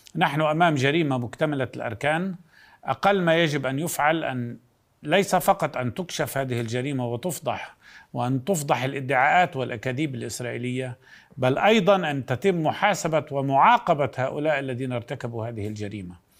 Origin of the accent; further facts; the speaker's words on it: Palestine; بنفسنا أولا كفلسطينيين